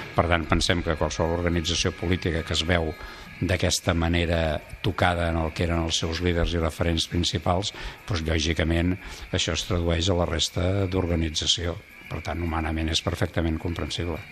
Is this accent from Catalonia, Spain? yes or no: yes; Conca de Barberà, Catalonia, Spain; el d'on vaig néixer, a la Conca de Barberà